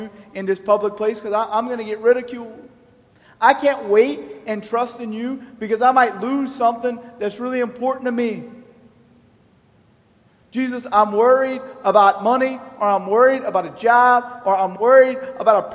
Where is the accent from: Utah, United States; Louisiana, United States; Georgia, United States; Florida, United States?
Louisiana, United States; Church Point; also born or lived in Rayne, Louisiana; I'm from Church Point, I was baptized in Rain.